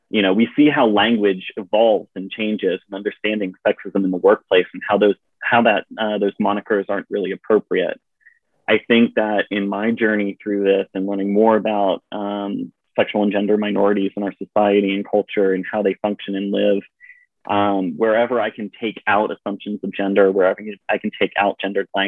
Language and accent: English; Virginia, United States; born there; So you know, I uh, I was born in Virginia. We moved around a bit, um, but y'all has somehow stuck in my uh, vocabulary